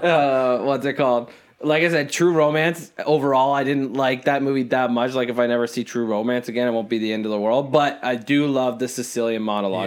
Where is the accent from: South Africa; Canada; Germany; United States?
Canada; we're, we're Canadian